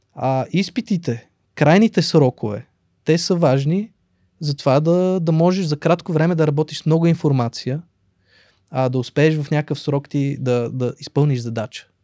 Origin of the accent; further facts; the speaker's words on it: Sofia, Sofia City, Bulgaria; also born or lived in Russia; аз съм израснал в Борово. Борово беше по, в моето детство крайен квартал